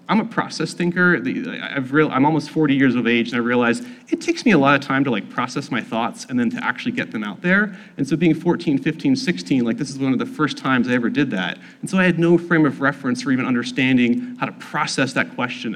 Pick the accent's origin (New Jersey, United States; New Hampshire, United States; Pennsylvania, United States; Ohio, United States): Pennsylvania, United States; South Central; I grew up in South Central Pennsylvania